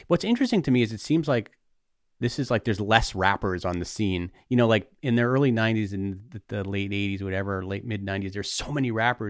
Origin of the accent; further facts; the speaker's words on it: New York, United States; of course, I like it because I'm a New Yorker.